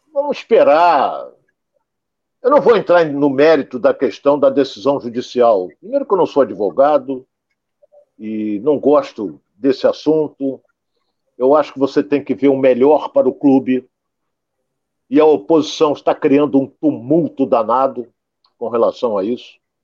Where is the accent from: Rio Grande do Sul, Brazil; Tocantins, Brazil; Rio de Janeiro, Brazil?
Rio de Janeiro, Brazil; eu sou carioca